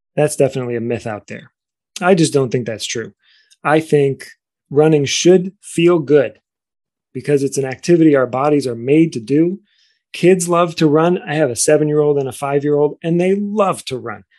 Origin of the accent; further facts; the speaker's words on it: Cleveland, Ohio, United States; I grew up in Cleveland, Ohio